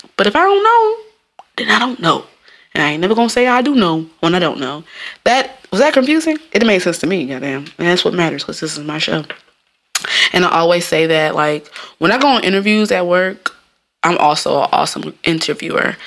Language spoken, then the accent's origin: English; Jamaica; I'm Jamaican